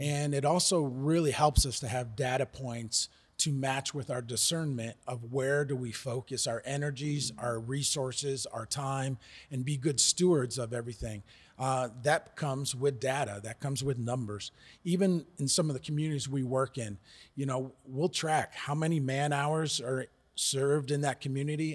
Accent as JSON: {"language": "English", "country": "United States", "moved": "as an adult", "lives_now": "South Africa", "said": "We're originally from the United States"}